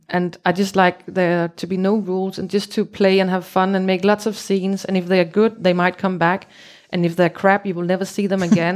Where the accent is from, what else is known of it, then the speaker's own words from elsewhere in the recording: Copenhagen, Capital Region of Denmark, Denmark; English is a second language; I'm from Copenhagen in Denmark.